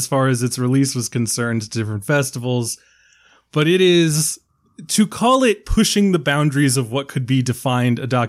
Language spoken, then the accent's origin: English; United States; I'm from America